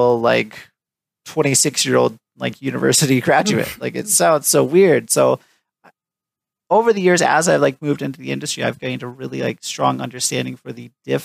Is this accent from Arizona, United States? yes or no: yes; Tucson, Arizona, United States; He also lives in Tucson, Arizona now, my hometown.